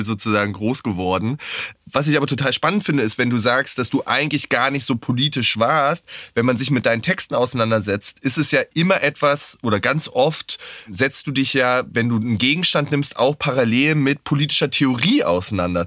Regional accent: Wittenberg, Saxony-Anhalt, Germany; ich bin in Wittenberg aufgewachsen, in Sachsen-Anhalt

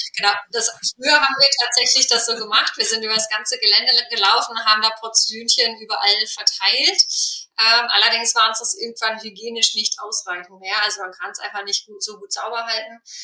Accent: Ruhr area, North Rhine-Westphalia, Germany; moved away; ich komme jetzt ursprünglich aus dem Ruhrgebiet

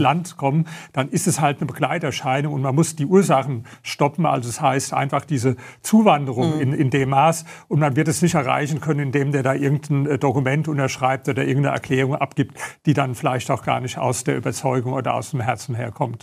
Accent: Germany; wir als Deutsche

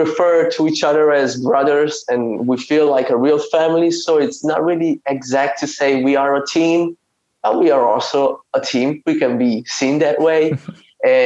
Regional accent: Italy; I'm from Italy. I've lived in Italy my whole life

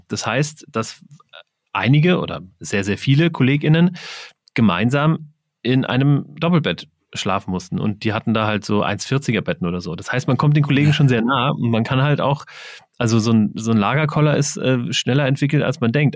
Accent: Wiesbaden, Hesse, Germany; ich komme aus Wiesbaden

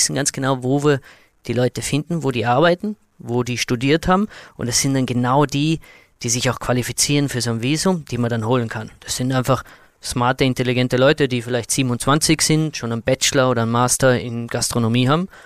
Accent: Austria; Bei uns in Österreich gibt es mittlerweile Bestrebungen, dass man wirklich auch äh, motivierte junge Talente einen Zugang gibt zu unserem Arbeitsmarkt.

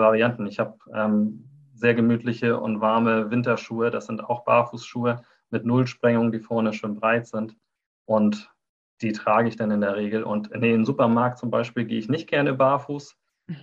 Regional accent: Neumünster, Schleswig-Holstein, Germany; Ich bin kaum hier rausgekommen bislang aus Schleswig-Holstein. Also ich bin äh, in Neumünster geboren.

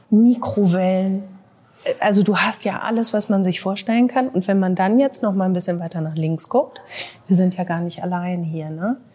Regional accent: Bielefeld, North Rhine-Westphalia, Germany; Für mich hat es auch immer viel mit Nostalgie zu tun, weil meine Mutter hier gearbeitet hat, ihre Freundinnen haben alle hier gearbeitet. Ich glaube, da, da gibt es bei vielen Bielefelderinnen und Bielefeldern so ein, ja, so, irgendwie so ein Zusammengehörigkeitsgefühl.

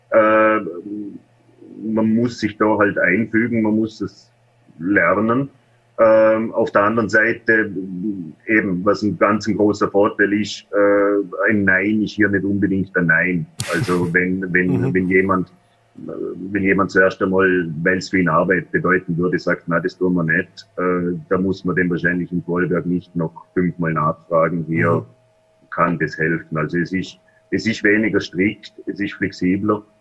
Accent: Vorarlberg, Austria; Äh, wo ich danke sagen darf, ist meine Heimatgemeinde äh, in Vorarlberg unterstützt uns jedes Jahr

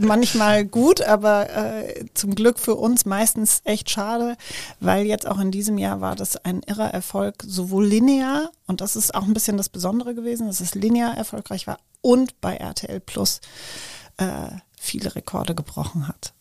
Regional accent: Frankfurt, Hesse, Germany; ich komme gebürtig aus Frankfurt

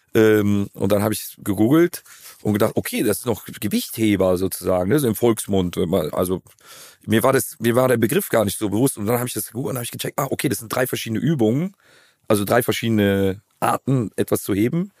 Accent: Cologne, North Rhine-Westphalia, Germany; Ich bin eine Kölsche Jung, geboren in der Südstadt, im Klösterchen

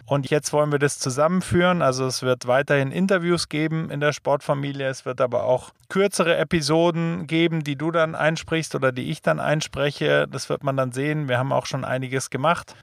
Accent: Germany; wir als Deutsche

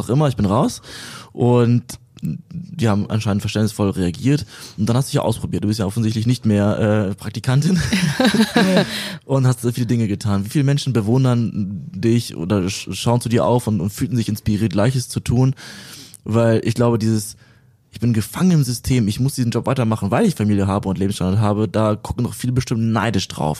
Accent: Berlin, Germany; ich komme aus Berlin auch

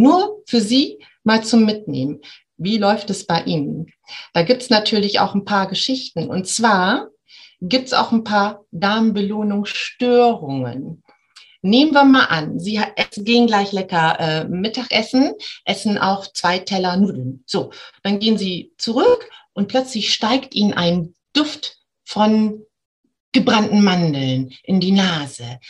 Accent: Bremen, Germany; ich komme aus Bremen

